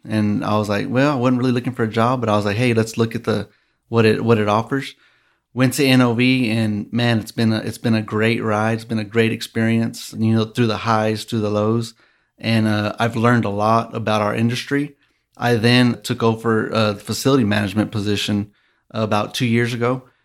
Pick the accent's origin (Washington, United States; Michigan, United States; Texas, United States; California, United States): Texas, United States; Midland; also born or lived in Lubbock, Texas; I am born and raised here in Midland, Texas